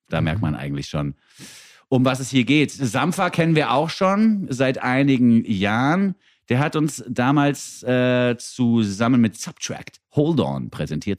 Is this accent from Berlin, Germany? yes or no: no; Frankfurt am Main, Hesse, Germany; moved away; Mir als Frankfurter